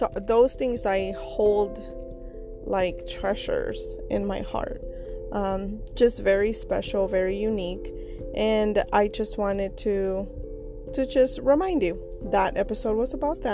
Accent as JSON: {"language": "English", "country": "Mexico", "moved": "yes", "said": "I am from Mexico"}